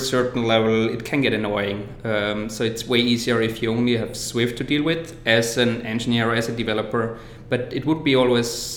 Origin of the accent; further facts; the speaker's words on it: Austria; moved away as an adult; now in San Francisco, United States; I am actually from Austria. I just moved over here to San Francisco about a year ago.